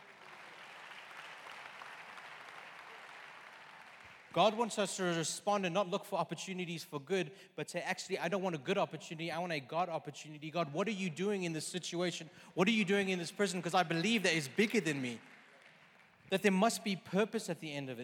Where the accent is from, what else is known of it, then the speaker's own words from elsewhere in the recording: South Africa; I'm like a South African